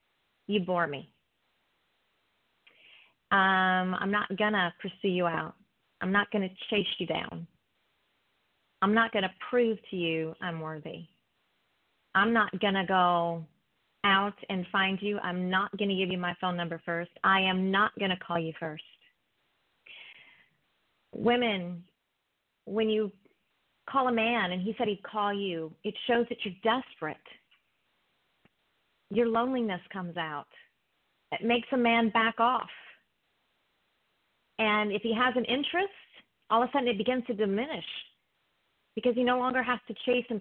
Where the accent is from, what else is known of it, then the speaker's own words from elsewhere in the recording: East Coast, United States; I'm from the East Coast